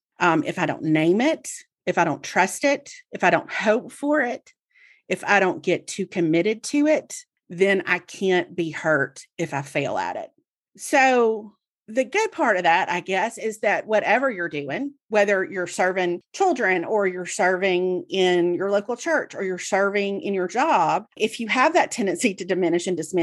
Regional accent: the South, United States; as somebody who was born and raised in the South, I have a certain degree of false humility that's just like embedded in me, right?

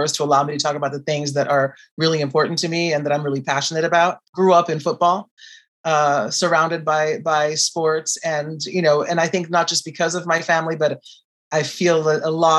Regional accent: Brazil; I am from Brazil

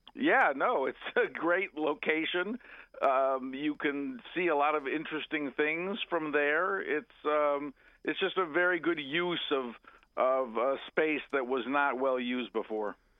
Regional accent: Montgomery County, Maryland, United States; I grew up in Montgomery County, which is right next to Prince George's County, Maryland

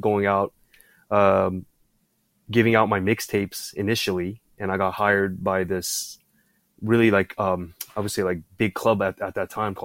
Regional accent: Bay Area, California, United States; moved away as an adult; also born or lived in Tokyo, Japan; now in Taiwan; And then I moved to the Bay Area when I was still pretty young, around like 9.

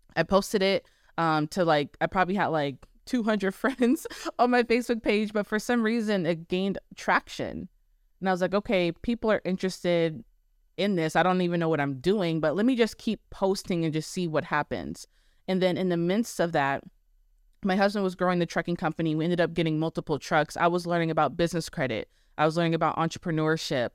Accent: Arizona, United States; born or raised there; moved away as an adult; now in Texas, United States

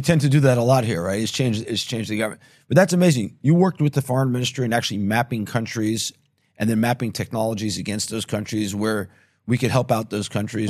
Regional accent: New York, United States; now in Israel; I grew up in New York in Manhattan

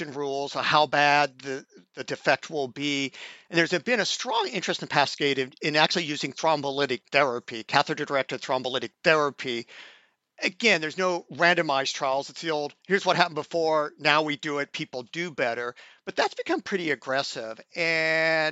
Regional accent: Indiana, United States; now in Oregon, United States; I grew up in Indiana, could go running in 90 degrees humid weather in the afternoon because I was acclimatized.

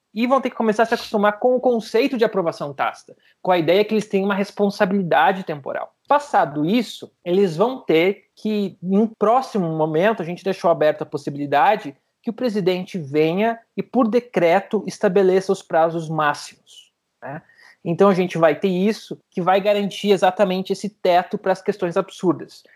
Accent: Santa Maria, Rio Grande do Sul, Brazil; eu sou de Santa Maria, morava do lado da Boate Kiss quando teve o um acidente

